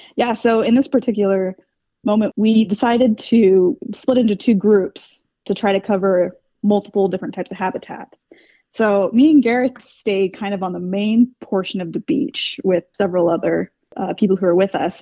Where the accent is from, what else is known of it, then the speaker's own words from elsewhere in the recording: West Coast, United States; now in Cleveland, United States; I grew up on the West Coast